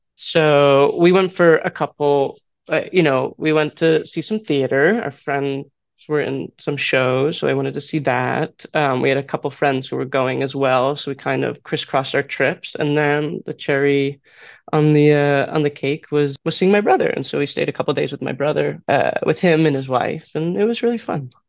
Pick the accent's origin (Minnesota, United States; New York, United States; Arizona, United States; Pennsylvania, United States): Pennsylvania, United States; Philadelphia; I grew up in Philadelphia.